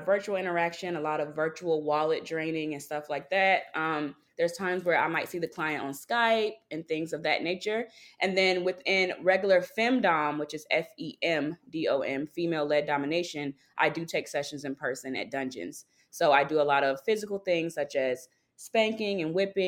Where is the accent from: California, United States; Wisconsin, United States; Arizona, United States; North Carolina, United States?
North Carolina, United States; now in Brooklyn, United States; I am based in Brooklyn, New York. I'm originally from North Carolina.